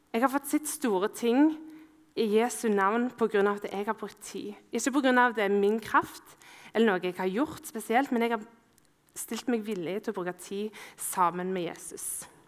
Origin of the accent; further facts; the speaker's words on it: Ålgård, Rogaland, Norway; Ålgård, der jeg er fra.